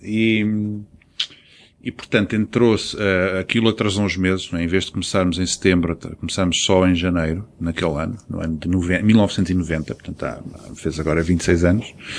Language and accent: Portuguese; Angola; now in Portugal; eu próprio sinto-me africano, nasci em Angola